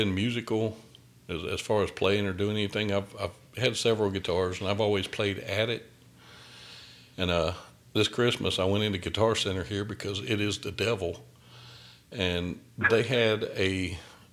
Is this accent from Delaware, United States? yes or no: no; outside of Augusta, Georgia, United States; now in Fayetteville, United States; I'm from outside of Augusta. That's where I'm from, but I'm in Fayetteville, just south of Atlanta now